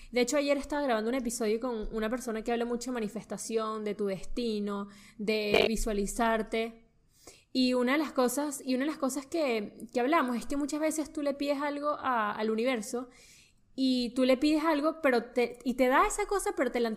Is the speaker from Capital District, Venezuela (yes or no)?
yes; Caracas, Capital District, Venezuela; moved away; la gente de Caracas somos...